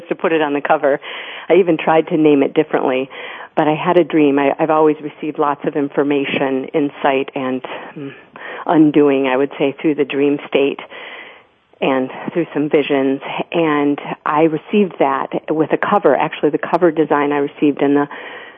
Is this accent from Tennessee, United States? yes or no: no; Grand Haven, Michigan, United States; I was born in Grand Rapids, Michigan, but my family moved to Grand Haven, Michigan when I was 2 years old